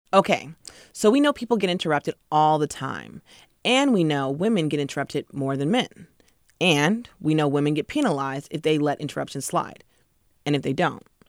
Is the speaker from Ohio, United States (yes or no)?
no; Seattle, Washington, United States; my hometown of Seattle